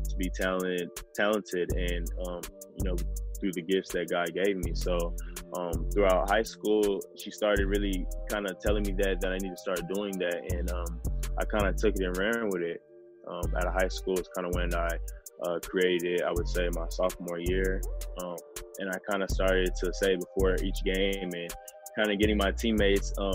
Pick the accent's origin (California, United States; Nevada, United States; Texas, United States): Texas, United States; Rowlett; I'm originally from Dallas, Texas, west suburbs, a city called Rowlett